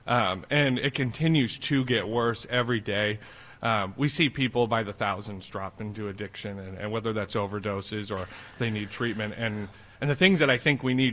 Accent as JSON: {"language": "English", "region": "Connecticut", "country": "United States", "tie": "born or raised there", "said": "I grew up down in Connecticut"}